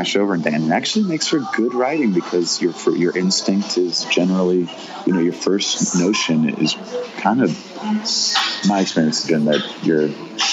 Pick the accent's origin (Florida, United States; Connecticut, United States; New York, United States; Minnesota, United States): Florida, United States; Miami; moved away as an adult; now in Austin, United States; I grew up in Miami, went to high school in Miami